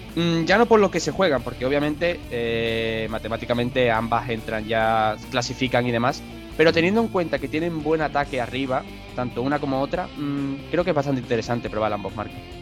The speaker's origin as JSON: {"language": "Spanish", "country": "Spain", "said": "yo soy español"}